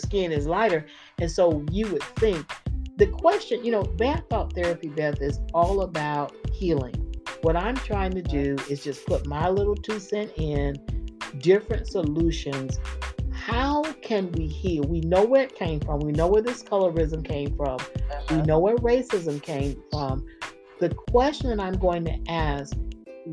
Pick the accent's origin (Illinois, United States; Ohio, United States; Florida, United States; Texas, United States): Florida, United States; I grew up in Florida